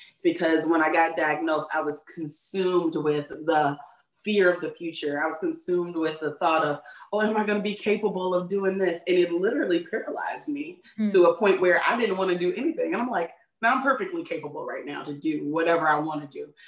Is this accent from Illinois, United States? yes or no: yes; Chicago, Illinois, United States; I was born and raised in Chicagoland area, which is the greatest city in the world.